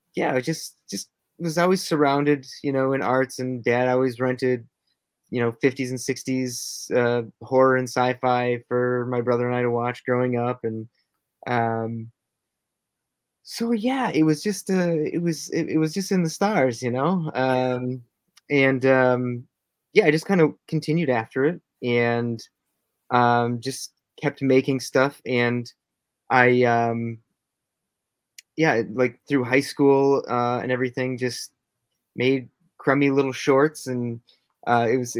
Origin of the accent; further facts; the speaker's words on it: Minnesota, United States; I'm from Minnesota. I currently live here now in Minnesota